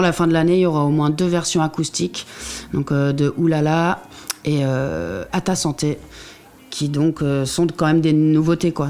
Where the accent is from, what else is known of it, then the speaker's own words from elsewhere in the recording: Normandy, France; au Havre, en plus, par chez moi en Normandie